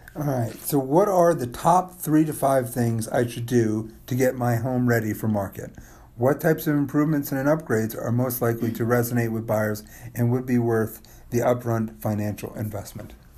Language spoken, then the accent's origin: English; Rye, New York, United States; We could obviously walk to Rye Country and in town too